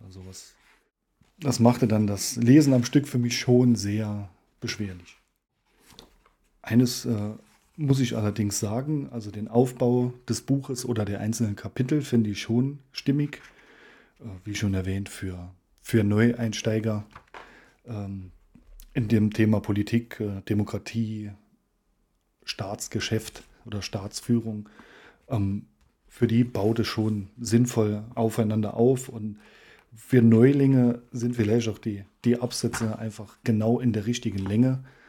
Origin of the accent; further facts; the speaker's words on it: Saarland, Germany